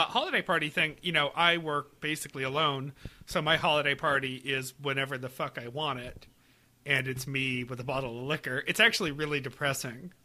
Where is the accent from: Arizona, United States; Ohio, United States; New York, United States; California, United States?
New York, United States; Webster; moved away as an adult; also born or lived in Buffalo; now in Pawtucket, United States; I drove around in Webster, my hometown